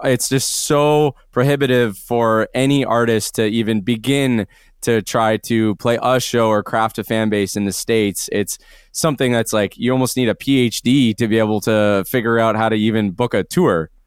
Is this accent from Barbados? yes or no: no; Canada; being a Canadian band